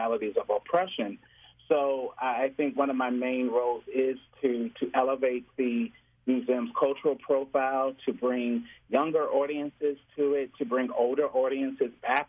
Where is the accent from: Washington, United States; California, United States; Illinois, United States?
Illinois, United States; Chicago; Growing up in the Chicagoland area, living in this city properly for over 20 years